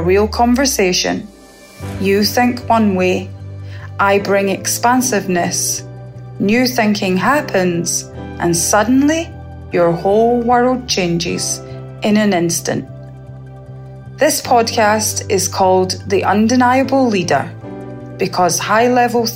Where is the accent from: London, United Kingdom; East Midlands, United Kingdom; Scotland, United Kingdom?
Scotland, United Kingdom; now in Barbados; I was born in Scotland and I now live in Barbados.